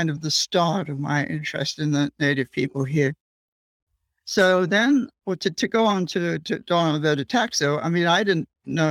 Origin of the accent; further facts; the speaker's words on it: England, United Kingdom; moved away as an adult; now in United States; I grew up in England and I was studying the archaeology there